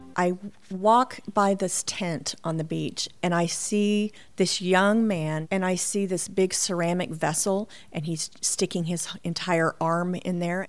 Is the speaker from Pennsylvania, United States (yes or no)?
no; Tulsa, Oklahoma, United States; my hometown of Tulsa